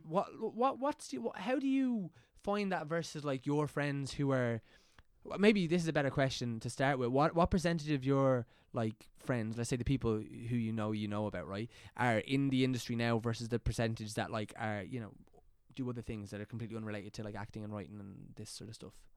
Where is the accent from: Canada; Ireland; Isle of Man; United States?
Ireland; County Meath, Leinster; I'm from County Meath